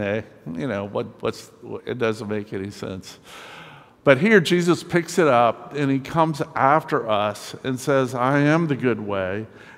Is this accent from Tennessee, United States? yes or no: no; Winston-Salem, North Carolina, United States; I'm from Winston-Salem, North Carolina, temporarily living here for the next few months